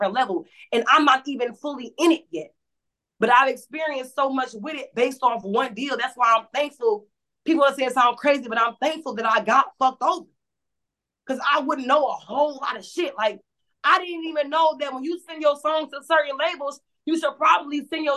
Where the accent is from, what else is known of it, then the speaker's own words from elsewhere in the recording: Cleveland, Ohio, United States; I stay in the city. I'm from Cleveland. It's tatted on me